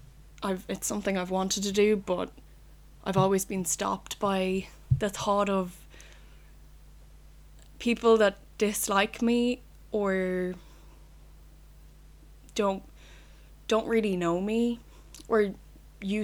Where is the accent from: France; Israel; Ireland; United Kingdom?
Ireland; Roscommon, Connacht; I'm 20, from Roscommon, which is a county, from Roscommon Town.